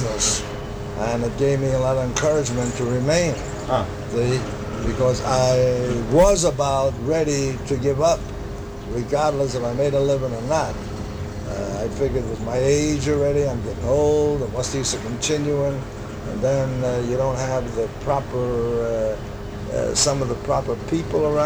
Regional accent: New York, United States; also born or lived in Harlem; I was raised on the Lower East Side, and then I raised all through my life in Harlem

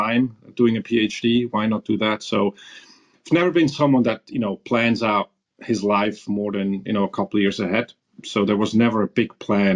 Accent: near Zurich, Switzerland; also born or lived in Iran / Tulsa, Oklahoma; I grew up in Switzerland with a brother, so small town, you know, somewhere near Zurich.

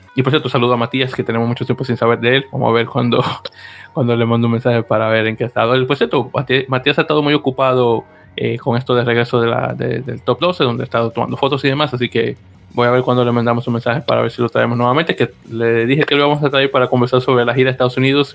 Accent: Santo Domingo, Distrito Nacional, Dominican Republic; now in United States; el San Carlos que, bueno, como mencioné, es el nombre de mi, de mi barrio en República Dominicana

